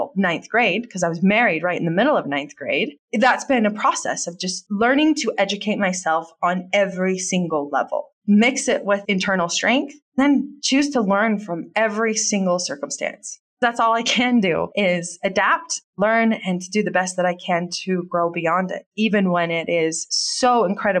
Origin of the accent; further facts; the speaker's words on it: United States; I'm from America and I was born and raised here